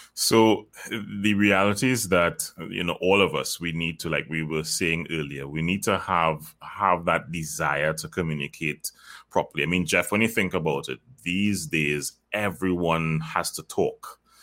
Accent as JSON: {"language": "English", "country": "Trinidad & Tobago", "said": "I am from Trinidad and Tobago, by the way. I, I live there"}